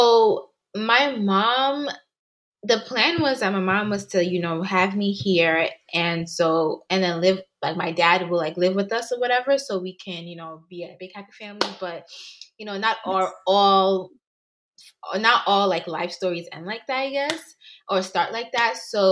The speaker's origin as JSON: {"language": "English", "region": "New York", "country": "United States", "tie": "born or raised there", "also_born_or_lived": "Ghana / England", "said": "So I grew up honestly in a lot of places. But I can honestly say that from 12 years up until now, I've been in New York."}